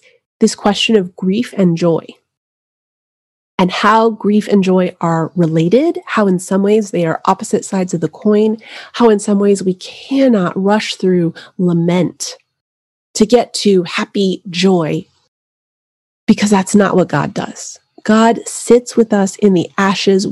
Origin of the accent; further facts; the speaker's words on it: New Mexico, United States; I grew up in New Mexico